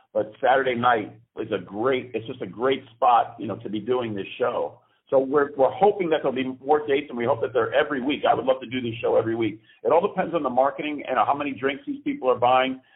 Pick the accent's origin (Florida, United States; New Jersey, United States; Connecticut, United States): Connecticut, United States; Greenwich; moved away as an adult; now in New York, United States; I am originally from Greenwich, Connecticut, which is a stone's throw from New York